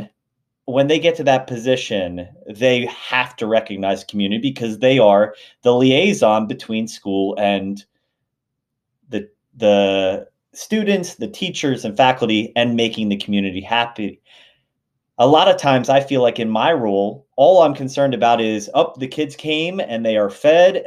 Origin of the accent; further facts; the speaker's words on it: outside of Philadelphia, Pennsylvania, United States; also born or lived in Lancaster County, Pennsylvania; I grew up right outside of Philadelphia